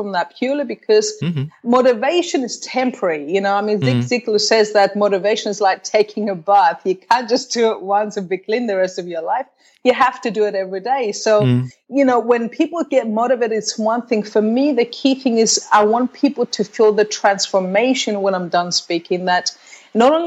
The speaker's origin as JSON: {"language": "English", "country": "Australia", "tie": "born or raised there", "also_born_or_lived": "Cyprus", "moved": "as an adult", "said": "I grew up in Australia."}